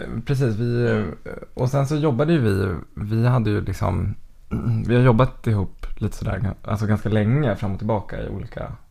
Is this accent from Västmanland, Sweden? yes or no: yes; Västerås, Västmanland, Sweden; Jag är född och uppvuxen i Västerås